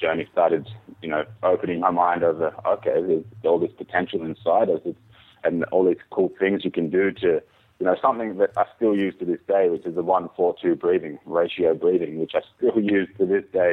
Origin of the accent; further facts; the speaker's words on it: Byron Bay, New South Wales, Australia; moved away as an adult; also born or lived in Jamaica / Melbourne, Australia; now in Tasmania, Australia; growing up in Byron Bay